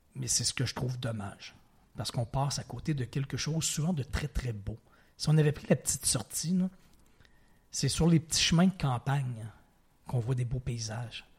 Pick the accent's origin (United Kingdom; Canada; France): Canada; Quebec City, Quebec; also born or lived in Provence / Ontario / Montreal; j'ai évolué la grande majorité, euh, partie de ma vie à Québec, dans la ville de Québec, au Québec, mais j'ai habité, je, retourne très loin dans mon enfance, mais de 2 à 4 ans en Provence. Mm-hmm. Et à l'âge de 13 ans environ, j'habitais en Ontario